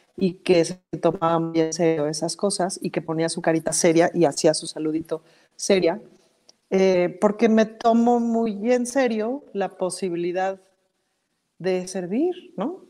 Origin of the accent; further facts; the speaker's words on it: Mexico City, Mexico; Como chilanga sí siempre me he sentido muy, muy, muy, muy, muy chilanga